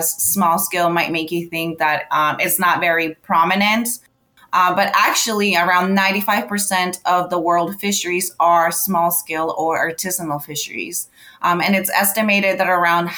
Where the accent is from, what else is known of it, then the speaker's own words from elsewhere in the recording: Charlotte, North Carolina, United States; also born or lived in Colombia; I was able to volunteer at the local aquarium in my hometown of Charlotte, North Carolina